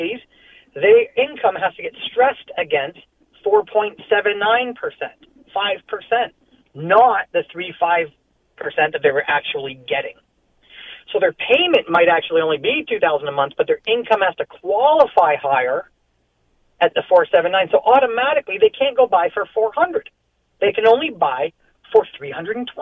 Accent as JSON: {"language": "English", "town": "Dorchester", "region": "Ontario", "country": "Canada", "said": "I'm from Dorchester, surrounding area, but small town roots a little bit"}